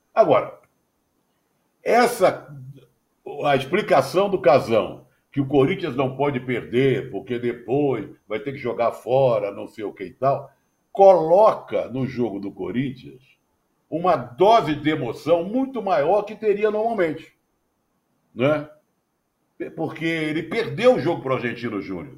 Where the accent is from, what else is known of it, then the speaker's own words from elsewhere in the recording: Rio de Janeiro, Brazil; eu sou carioca, né? Sou carioca. Então. Né, de quatro costados